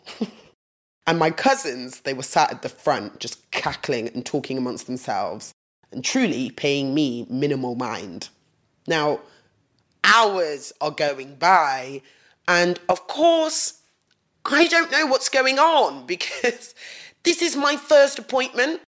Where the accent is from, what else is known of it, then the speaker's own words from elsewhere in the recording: Nottingham, East Midlands, United Kingdom; I grew up in Nottingham.